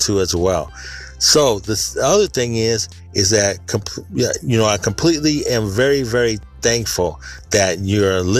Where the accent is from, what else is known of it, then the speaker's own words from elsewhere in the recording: Sacramento, California, United States; born and raised in Sacramento, California, in Northern California